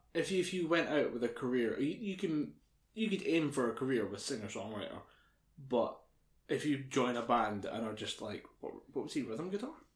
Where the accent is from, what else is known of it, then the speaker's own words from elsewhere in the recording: United Kingdom; we're British